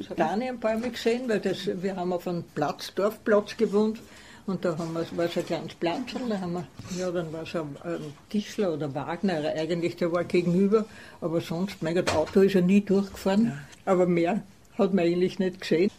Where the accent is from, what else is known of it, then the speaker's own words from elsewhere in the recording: Vienna, Austria; Ich bin in Wien groß geworden